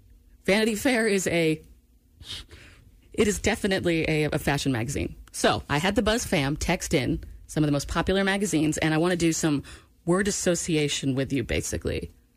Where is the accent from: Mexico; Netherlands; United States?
United States; Maine; born or raised there; moved away